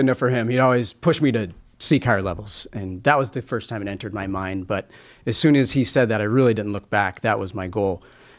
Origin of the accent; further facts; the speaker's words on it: El Dorado, California, United States; also born or lived in Los Angeles, California; I was born in Los Angeles. When we were young, my parents moved to Northern California. That's where California keeps its rednecks. We are in a small